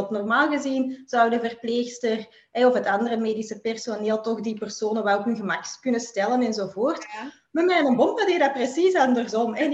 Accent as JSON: {"language": "Dutch", "country": "Belgium", "said": "Ik ehm, kom uit België."}